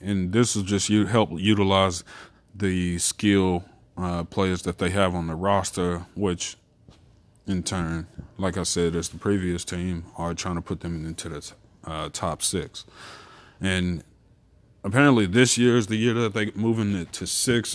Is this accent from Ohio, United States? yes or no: no; Texas, United States; me being a Texan